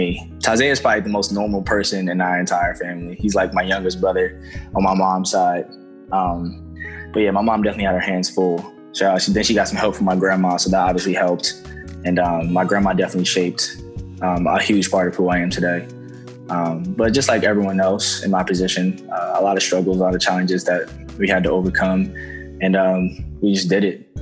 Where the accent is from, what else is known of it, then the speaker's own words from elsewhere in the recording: New York, United States; moved away; also born or lived in New Jersey; I grew up in New York, so it was like all my family, and it was just us